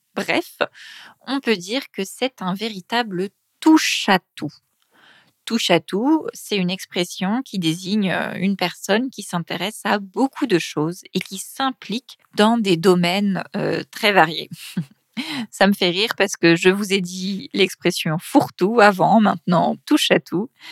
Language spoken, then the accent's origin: French; Paris, Île-de-France, France; accent: Paris region; je viens de Paris, de région parisienne